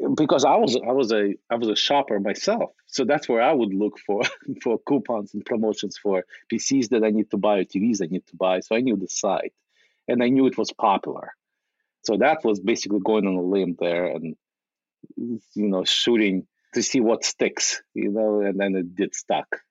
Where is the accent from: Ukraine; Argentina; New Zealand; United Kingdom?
Ukraine; now in United States; in, 1997, I immigrated from from Ukraine uh, as a refugee